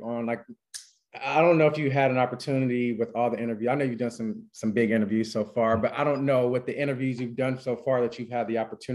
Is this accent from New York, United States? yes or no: no; California, United States; moved away as an adult; also born or lived in Texas; I'm from California